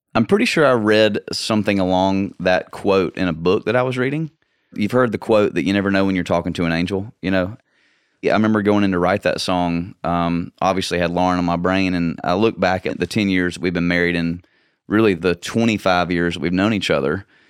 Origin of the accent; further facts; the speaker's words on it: Nashville, Tennessee, United States; also born or lived in Valdosta, Georgia / San Antonio, Texas; we moved to Nashville when I was two and a half years old. But growing up in Nashville